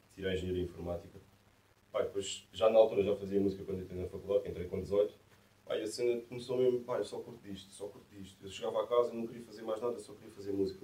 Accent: Massamá, Lisbon, Portugal; also born or lived in Ericeira; Não estava a morar em Massamá, que é a minha terra.

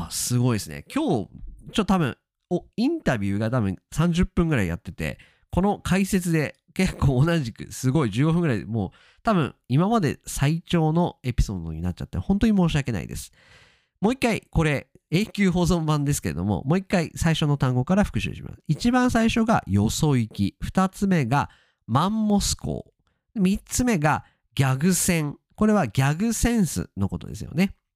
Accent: Japan; accent: standard Japanese; 私は基本的には標準語をしゃべります

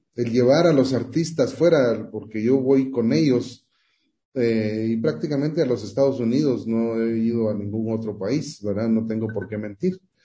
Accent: Guatemala; soy guatemalteco

